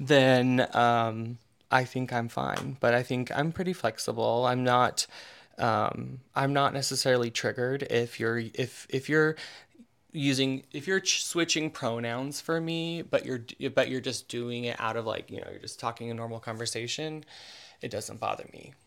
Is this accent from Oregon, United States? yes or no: yes; Eastern Oregon, United States; also born or lived in Portland, Oregon; I grew up in Eastern Oregon, uh, which is an awful place